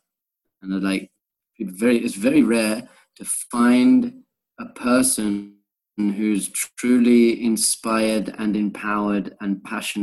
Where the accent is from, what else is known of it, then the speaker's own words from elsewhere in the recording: England, United Kingdom; moved away as an adult; also born or lived in Korea / Thailand; I was born in England, and I went to Manchester University